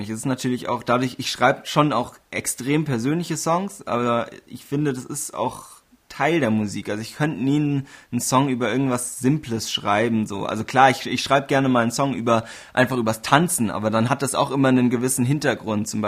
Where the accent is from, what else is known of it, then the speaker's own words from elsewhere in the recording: Bavaria, Germany; Aber ja, streng genommen, so von der Definition her, tatsächlich bin ich Oberbayer.